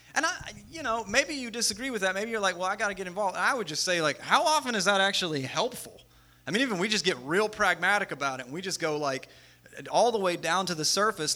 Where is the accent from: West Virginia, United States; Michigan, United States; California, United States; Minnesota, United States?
West Virginia, United States; we're all from West Virginia